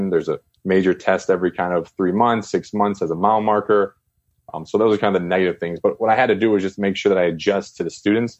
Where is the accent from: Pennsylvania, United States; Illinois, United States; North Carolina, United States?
Illinois, United States; Chicago; moved away as an adult; also born or lived in China; I'm from Chicago, and CPS decided to close about 49 schools